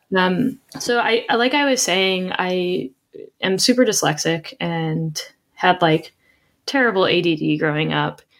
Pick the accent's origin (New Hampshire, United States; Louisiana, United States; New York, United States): New York, United States; Rochester; born or raised there